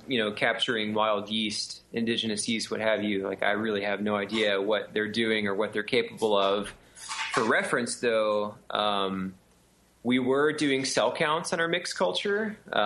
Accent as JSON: {"language": "English", "region": "Texas", "country": "United States", "tie": "born or raised there", "also_born_or_lived": "California / Florida", "said": "I grew up, I've lived in Texas all my life"}